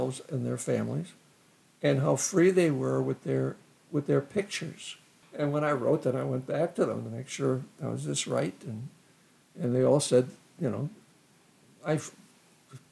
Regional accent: Columbia Heights, Minnesota, United States; I grew up in Columbia Heights and went to the University of Minnesota

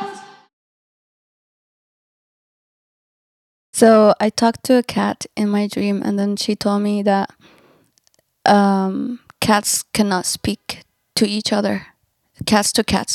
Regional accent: Sana'a, Amanat Al Asimah, Yemen; moved away as an adult; now in China; I'm from Yemen, from the capital city of Yemen, Sana'a.

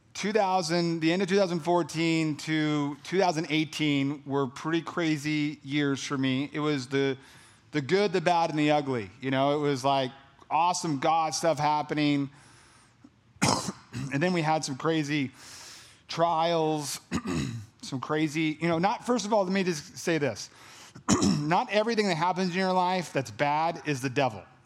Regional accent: California, United States; I'm from California, so like that Cali, the hot

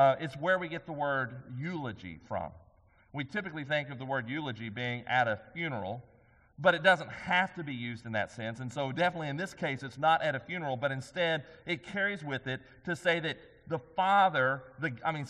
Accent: White House, Texas, United States; also born or lived in Commerce, Texas; growing up in Commerce and then over in White House.

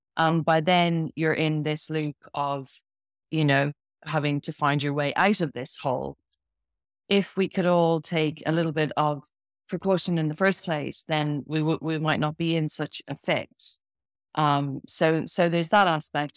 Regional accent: Ireland; moved away as an adult; now in Bath, United Kingdom; I'm from Ireland originally, but I live in Bath in the UK and uh, spent a lot of my a lot of my life in in the UK. I left Ireland when I was when I was 18 when I left school

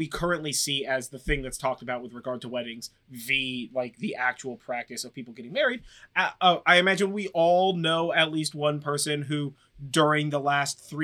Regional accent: United States; as an American

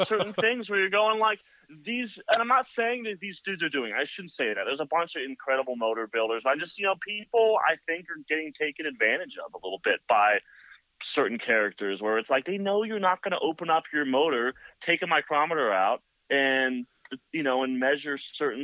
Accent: Hayward, California, United States; now in Santa Cruz, United States; I grew up in like Hayward area

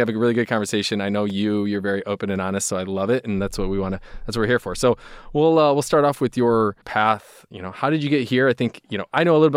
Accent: Midwest, United States; I'm from the Midwest

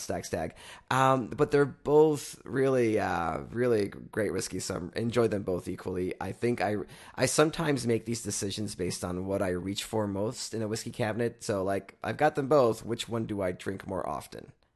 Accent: Canada; we're from Canada

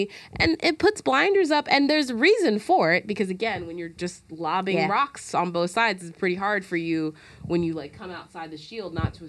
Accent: Alabama, United States; I'm from Alabama.

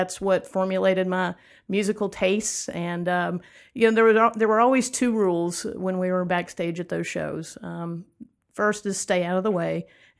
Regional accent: Atlanta, Georgia, United States; I'll tell you, there are a couple of good stories about growing up in Atlanta. One of my first memories of Atlanta was that my mom went to apply for a job at Alex Cooley's Electric Ballroom.

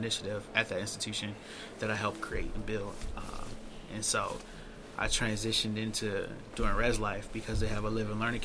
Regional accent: Chicago, Illinois, United States; now in Baltimore, United States; So I'm from Chicago

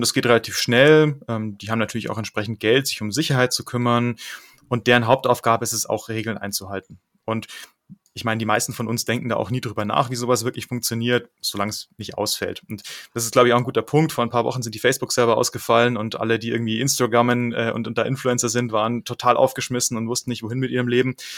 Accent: Munich, Bavaria, Germany; also born or lived in Netherlands; in München bin ich aufgewachsen

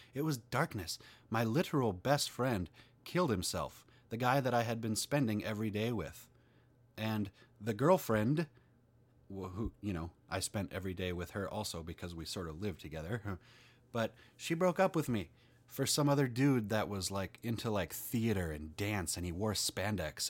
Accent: Minnesota, United States; I'm from Minnesota. That's in the United States

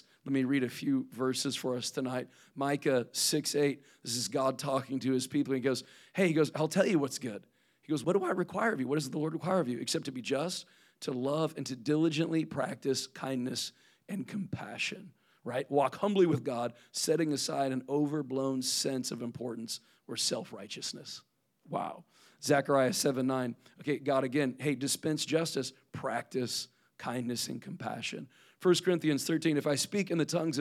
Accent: Midwest, United States; moved away; I am from the Midwest. I was born and raised in the cornfields

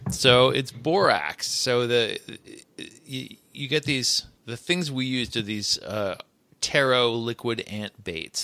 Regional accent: United States; I'm an American.

